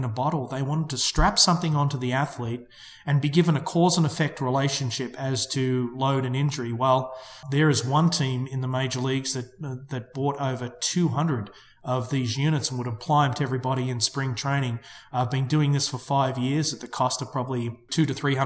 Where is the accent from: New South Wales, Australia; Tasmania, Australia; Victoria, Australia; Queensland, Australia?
Victoria, Australia; Melbourne; moved away; an Australian company out of my hometown of Melbourne